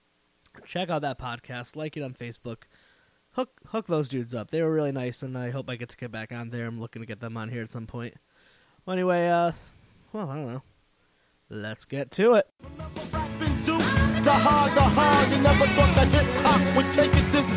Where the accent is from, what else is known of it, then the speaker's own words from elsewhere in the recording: Connecticut, United States; now in Rhode Island, United States; we're both from Connecticut, but neither of us live there anymore.